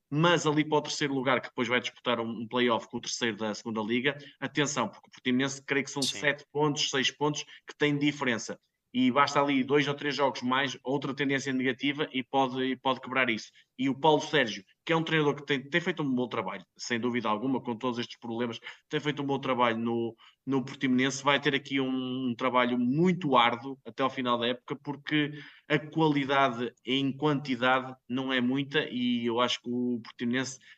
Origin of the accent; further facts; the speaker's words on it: Póvoa de Varzim, Porto District, Portugal; até vem da formação da minha terra, da Paula de Barzinho, do Varzim